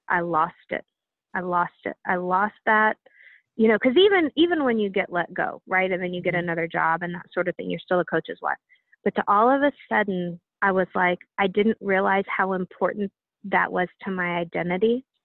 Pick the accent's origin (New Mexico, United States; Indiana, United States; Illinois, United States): Indiana, United States; we both spent time growing up in Indiana.